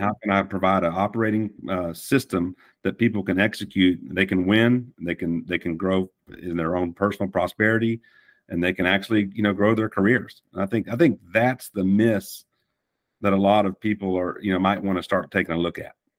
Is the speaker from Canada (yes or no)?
no; Fort Worth, Texas, United States; accent: Texan; moved away as an adult; also born or lived in Tennessee; I was born in Fort Worth, and um, I can I can keep the accent or I can drop it if I need